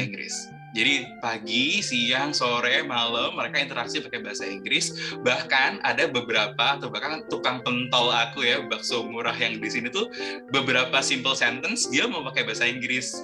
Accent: Kediri, East Java, Indonesia; moved away as an adult; also born or lived in Jakarta; aku uh, lahir dan besar di sini

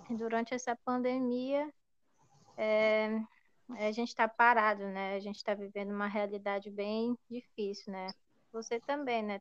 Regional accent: Ananindeua, Pará, Brazil; moved away as an adult; eu sou de Ananindeua, no bairro da Guanabara.

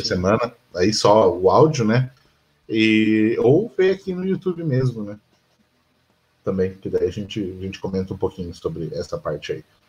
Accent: Curitiba, Paraná, Brazil; A gente é de Curitiba

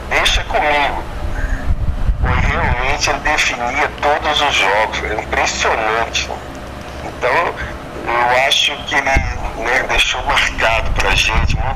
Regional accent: Belo Horizonte, Minas Gerais, Brazil; also born or lived in Montes Claros, Minas Gerais; eu nasci em Montes Claros, é, Minas Gerais, mas ah. eu vivi. Eu fui há como seis meses para Belo Horizonte e nunca mais saí de Belo Horizonte. Mas eu sou de Norte Minas, de Montes

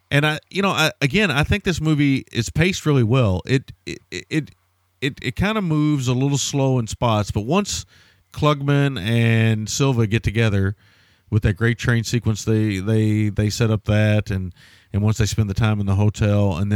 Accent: New York, United States; Yeah, I'm from New York.

